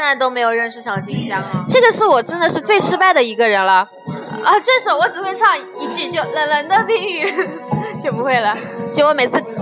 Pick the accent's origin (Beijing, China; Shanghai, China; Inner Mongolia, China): Shanghai, China; 我是上海的